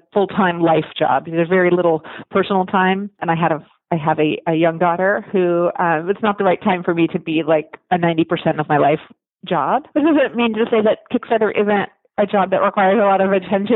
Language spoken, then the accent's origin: English; Washington, District of Columbia, United States; moved away as an adult; also born or lived in Olympia, Washington; I grew up in Washington, D.C. and went to college in Olympia